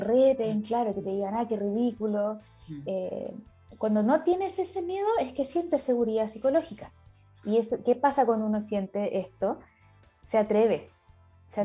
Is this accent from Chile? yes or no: yes; Chile; soy chilena, ahora estoy conectada desde el sur de Chile